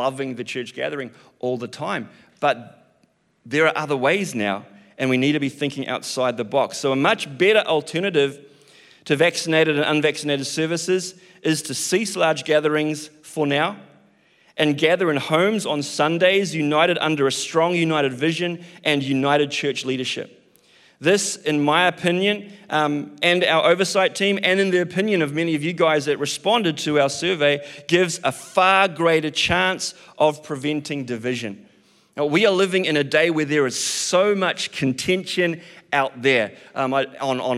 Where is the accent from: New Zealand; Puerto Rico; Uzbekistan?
New Zealand; I'm a Kiwi